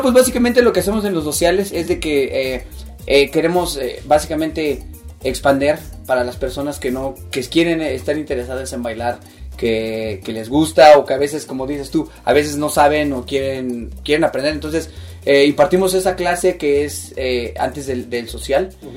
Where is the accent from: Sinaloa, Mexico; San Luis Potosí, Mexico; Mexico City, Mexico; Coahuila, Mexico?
Mexico City, Mexico; now in Utah, United States; soy de la Ciudad de México, a ah, radico ahora en, Utah